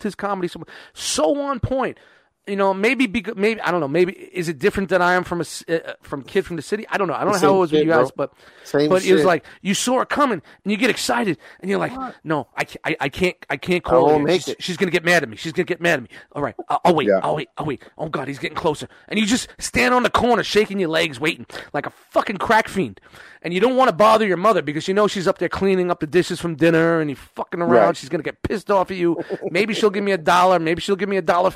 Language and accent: English; New York City, New York, United States; I grew up in kind of a city area. I grew up in Brooklyn